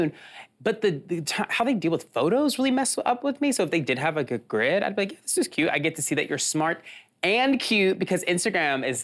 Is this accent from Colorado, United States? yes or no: no; Nashville, Tennessee, United States; moved away as an adult; also born or lived in Chicago; We are both from Nashville. And we both moved to Chicago for school